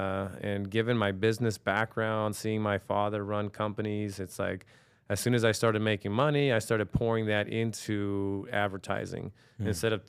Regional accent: New York, United States; born there; So listen, I'm 46 years old at the time of this recording. You know, I was born in New York, and I think I grew up in a privileged situation in the sense that, you know, I grew up in a family that was entrepreneurial.

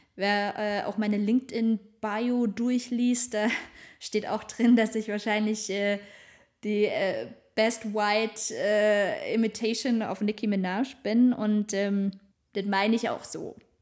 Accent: Northern Black Forest, near Baden-Baden, Baden-Württemberg, Germany; moved away as an adult; also born or lived in Stuttgart; Ich komme aus dem Schwarzwald, Nordschwarzwald besser gesagt, äh, born and raised, aus der Nähe von Baden-Baden

